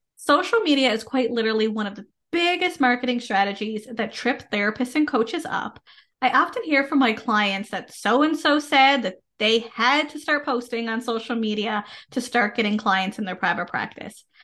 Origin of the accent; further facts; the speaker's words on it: Canada; I am a Canadian social worker